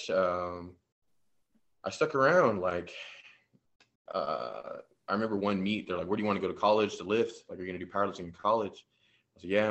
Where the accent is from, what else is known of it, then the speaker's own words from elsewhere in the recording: San Antonio, Texas, United States; I'm from San Antonio. I'm about 30 minutes south, little town called Jordanton